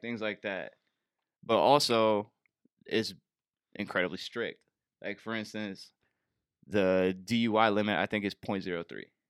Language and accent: English; Bay Area, California, United States; moved away as an adult; I'm from the Bay Area